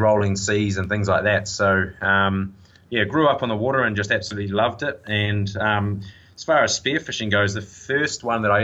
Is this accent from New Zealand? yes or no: yes; Tauranga, Bay of Plenty, New Zealand; also born or lived in Hastings / Whangamata; So I was born in Hastings, but I was only there for about 3 months, and then I grew up in Tauranga.